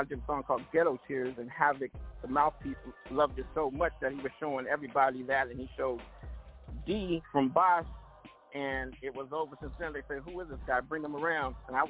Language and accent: English; Oakland, California, United States; also born or lived in Detroit / Los Angeles; Shout out to Detroit because I used to live in Detroit, but I'm originally from the Yay area. You know, from Oakland